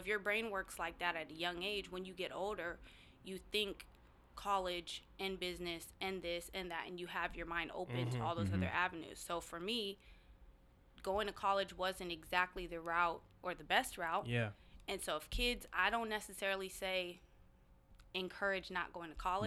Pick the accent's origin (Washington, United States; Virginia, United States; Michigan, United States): Washington, United States; Seattle; I was born and raised in the CD